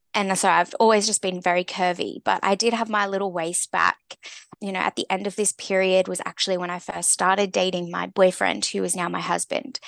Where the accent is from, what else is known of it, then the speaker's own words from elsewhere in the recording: Australia; growing up in Australia, we're very, um, you know, sports-driven